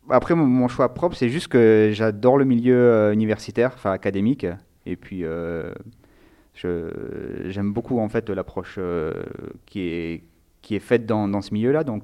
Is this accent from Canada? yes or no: no; Nice, Provence-Alpes-Côte d'Azur, France; now in Lyon, France; j'habite à Lyon et je suis originaire de Nice.